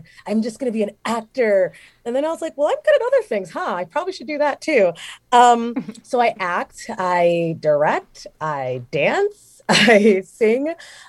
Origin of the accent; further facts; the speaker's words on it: Chicago, Illinois, United States; moved away as an adult; also born or lived in Jamaica / Phoenix, Arizona; now in Flagstaff, United States; I am a Jamaican native, Chicago-raised actor, and a Phoenix transplant